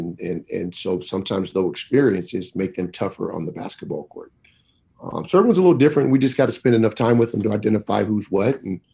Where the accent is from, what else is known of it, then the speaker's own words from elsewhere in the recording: Seattle, Washington, United States; now in Missoula, United States; Growing up in Rainier Valley, you know, I played sports at Rainier Beach Community Center, far south Seattle as you can get